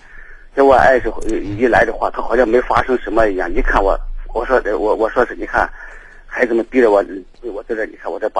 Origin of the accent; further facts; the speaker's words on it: Shaanxi, China; 我就睡到回到我们陕西老家，这我先陕西老家我就回来了